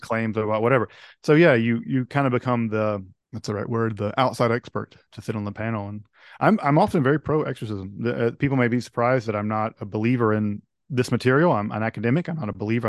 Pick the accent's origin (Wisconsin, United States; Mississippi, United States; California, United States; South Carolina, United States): Mississippi, United States; a fellow, uh, Mississippian, I'm from Mississippi